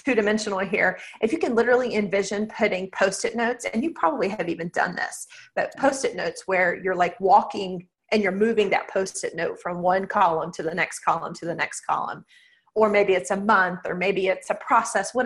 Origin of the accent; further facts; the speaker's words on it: Texas, United States; I am from Texas